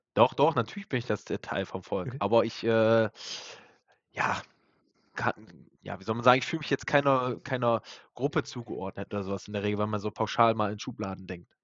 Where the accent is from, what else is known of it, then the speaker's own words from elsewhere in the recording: Germany; wir Deutschen